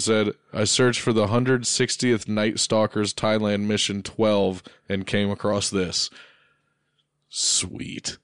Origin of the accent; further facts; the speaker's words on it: United States; I'm American